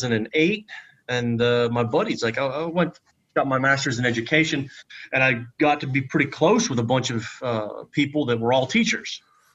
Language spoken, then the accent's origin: English; Pennsylvania, United States; moved away as an adult; also born or lived in North Carolina / Texas; I grew up in the middle of nowhere, Pennsylvania, small town, graduated 72 people. That's in my entire graduating class.